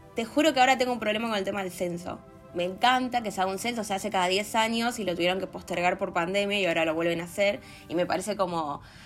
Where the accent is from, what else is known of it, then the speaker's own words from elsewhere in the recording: Pueblo Esther, Santa Fe, Argentina; moved away; Estoy en mi pueblo, disfrutando de mis amigos en Santa Fe